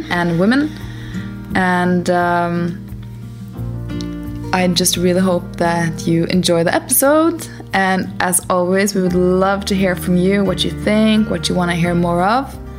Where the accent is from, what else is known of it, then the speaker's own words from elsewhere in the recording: Norway; now in Portugal; we're from Norway, currently based in Portugal.